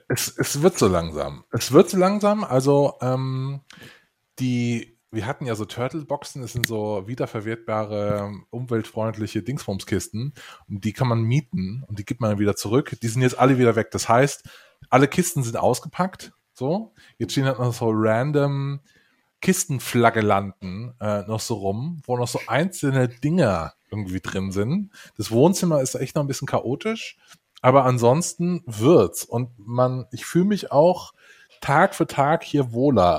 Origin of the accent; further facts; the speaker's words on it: western Germany, Germany; ich bin ja ein, ein Westdeutscher